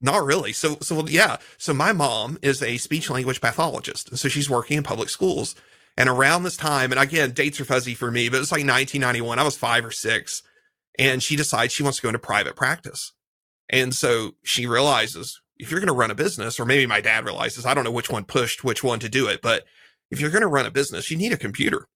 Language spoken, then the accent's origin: English; Eastern Kentucky, United States; now in Graham, United States; I'm in the, from the South. I was from Eastern Kentucky, middle of nowhere